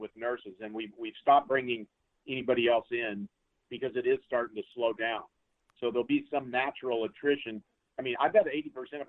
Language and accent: English; Hutchinson, Kansas, United States; moved away; I grew up in Hutchinson, so I'm familiar with Wichita